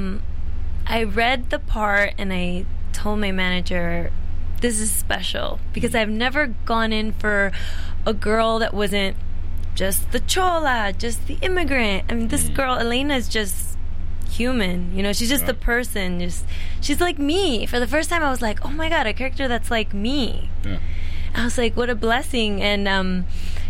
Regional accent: Chicago, Illinois, United States; I grew up in Chicago

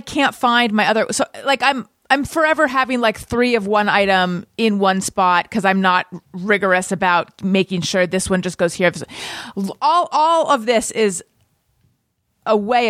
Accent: Orange County, California, United States; I'm from Orange County

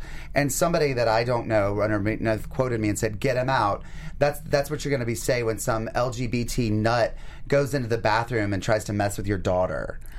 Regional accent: North Carolina, United States; moved away; North Carolina, my home state.

